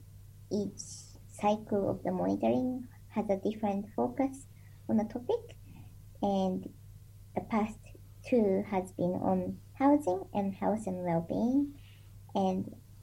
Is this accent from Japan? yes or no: yes; Japan; moved away as an adult; also born or lived in New Zealand; now in Dunedin, New Zealand; I'm originally from Japan, and I came to New Zealand in 2011